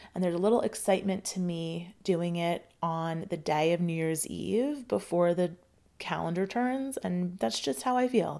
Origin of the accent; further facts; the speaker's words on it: United States; I grew up in, in America